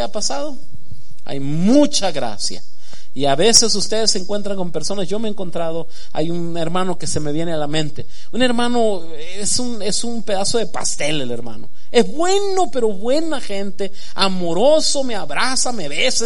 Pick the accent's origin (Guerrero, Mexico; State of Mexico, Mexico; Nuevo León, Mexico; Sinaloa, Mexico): Sinaloa, Mexico; moved away; yo que soy de Sinaloa